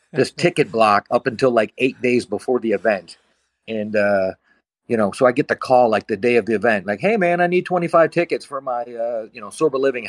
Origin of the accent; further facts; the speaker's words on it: South Bend, Indiana, United States; moved away as an adult; also born or lived in Arizona; I'm from South Bend, Indiana